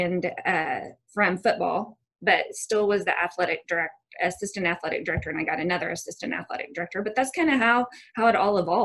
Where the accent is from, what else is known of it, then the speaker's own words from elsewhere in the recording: Bixby, Oklahoma, United States; I grew up actually in Bixby, Oklahoma. So got to come home. I grew up here